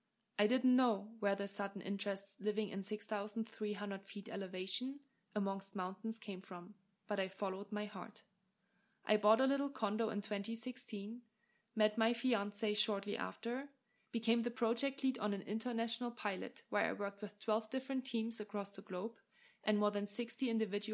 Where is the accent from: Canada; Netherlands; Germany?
Germany; moved away as an adult; also born or lived in England / France / Australia / Ireland; now in Lake Tahoe, United States; I hail from Germany and have studied, worked, and lived in many different countries over the past 10 years